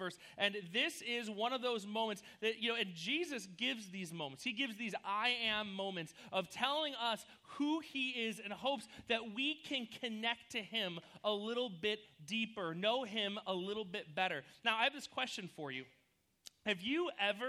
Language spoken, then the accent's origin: English; New York, United States; moved away as an adult; also born or lived in Missouri; now in California, United States; we were like inseparable buddies when we lived in New York. We grew up together.